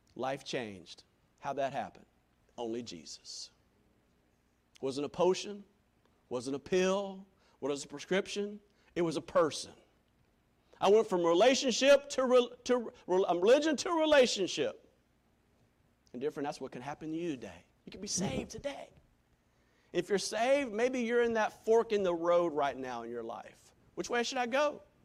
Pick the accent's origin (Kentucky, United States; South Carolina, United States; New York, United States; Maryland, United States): South Carolina, United States; Greenville; for 17 years of life, growing up in Greenville, South Carolina